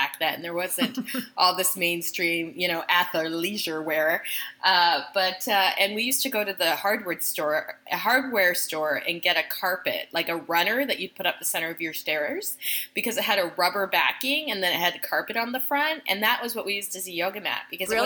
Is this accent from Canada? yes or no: yes; Canada; My parents were new immigrants to Canada. I'm Canadian.